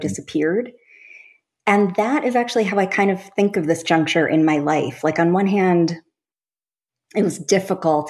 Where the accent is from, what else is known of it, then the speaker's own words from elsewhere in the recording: Long Island, New York, United States; I grew up on Long Island